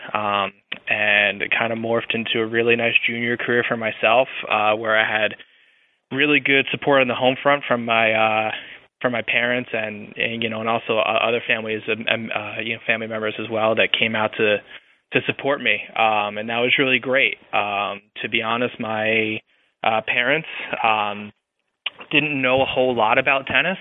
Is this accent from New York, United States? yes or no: yes; Long Island, New York, United States; moved away as an adult; I grew up on Long Island